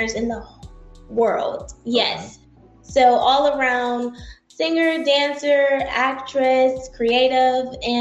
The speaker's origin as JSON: {"language": "English", "town": "Atlanta", "region": "Georgia", "country": "United States", "tie": "born or raised there", "also_born_or_lived": "Pittsburgh, Pennsylvania / Los Angeles, California", "said": "I was born in Pittsburgh, Pennsylvania, and then shortly after moved to Los Angeles, California. And okay. Then when I turned about 3 or 4, moved out here to Atlanta."}